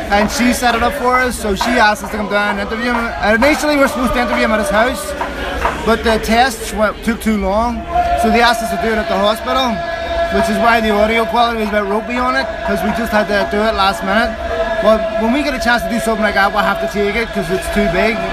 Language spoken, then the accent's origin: English; Belfast, Northern Ireland, United Kingdom; moved away as an adult; now in California, United States; From Belfast, there. So born and raised there. Moved out here early 2000s